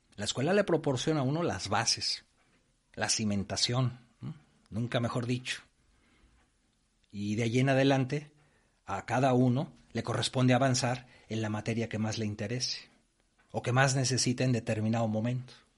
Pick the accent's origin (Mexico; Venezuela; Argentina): Mexico; moved away as an adult; now in Spain; Yo he trabajado en obras tanto en México, de donde soy originario, como en España, donde ahora vivo